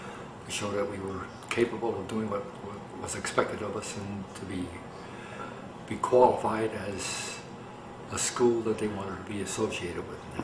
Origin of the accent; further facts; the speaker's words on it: Chicago, Illinois, United States; We lived on the southwest side of Chicago.